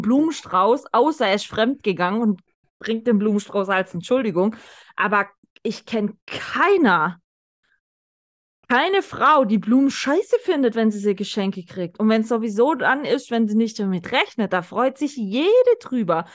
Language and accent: German; the South, Southern Germany, Germany; Bei uns im Süden